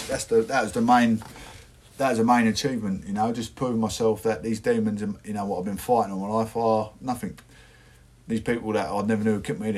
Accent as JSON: {"language": "English", "area": "Essex", "region": "East of England", "country": "United Kingdom", "said": "I'm from Essex"}